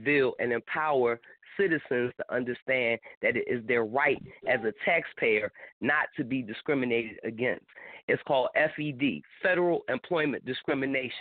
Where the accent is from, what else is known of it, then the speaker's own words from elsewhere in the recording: Philadelphia, Pennsylvania, United States; now in Tampa, United States; I'm from Philly